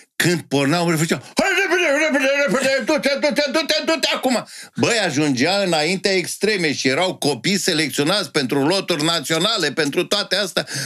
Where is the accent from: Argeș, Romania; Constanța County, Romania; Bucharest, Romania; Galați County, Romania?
Bucharest, Romania; Am crescut în Ferentari, român în Ferentari